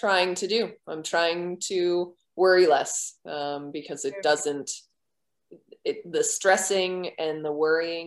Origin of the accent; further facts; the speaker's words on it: Merrimack, New Hampshire, United States; I'm from Merrimack, New Hampshire.